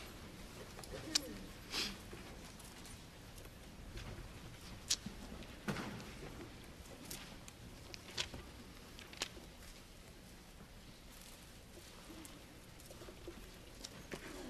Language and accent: English; southwestern Pennsylvania, United States; first language English; moved away as an adult; also born or lived in the South (US); now in US South; I carry the great burden of being from southwestern Pennsylvania. So English is my first language